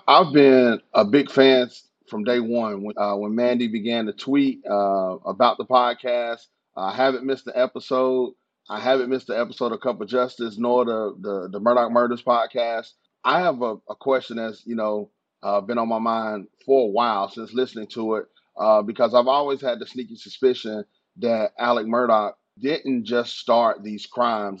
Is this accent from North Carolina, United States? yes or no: yes; North Carolina, United States; moved away as an adult; now in Charleston, United States; I'm from North Carolina